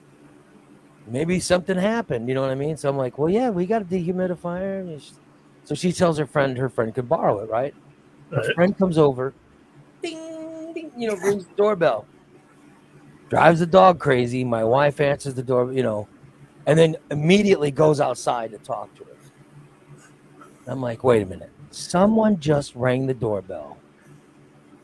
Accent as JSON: {"language": "English", "town": "Gillespie", "country": "United States", "tie": "born or raised there", "said": "I grew up in Gillespie"}